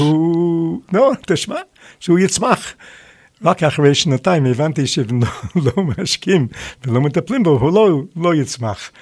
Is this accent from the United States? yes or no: yes; United States; moved away as an adult; now in Israel; אני נולדתי בארצות הברית, ולמד- ולמדתי בישיבת אוניברסיטה